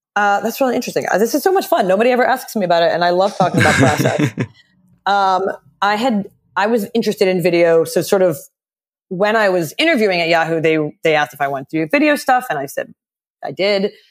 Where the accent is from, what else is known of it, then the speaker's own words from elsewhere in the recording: Philadelphia, Pennsylvania, United States; I grew up in Philly